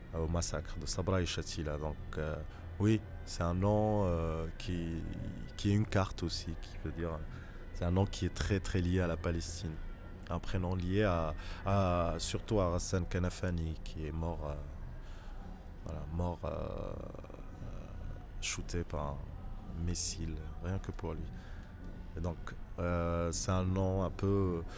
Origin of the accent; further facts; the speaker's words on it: Fez, Fès-Meknès, Morocco; now in Casablanca, Morocco; J'ai grandi à Fès. J'ai passé mon enfance à Fès